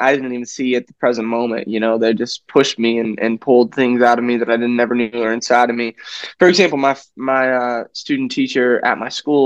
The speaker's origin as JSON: {"language": "English", "region": "South Dakota", "country": "United States", "tie": "born or raised there", "also_born_or_lived": "Joplin, Missouri", "moved": "yes", "lives_now": "Franklin, United States", "said": "I was born in Joplin, Missouri, and my family and I moved to South Dakota, which you've probably never been to, but we moved there when I was 9 years old"}